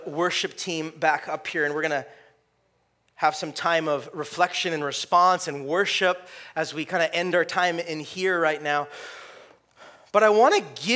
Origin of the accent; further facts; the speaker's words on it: California, United States; I grew up in California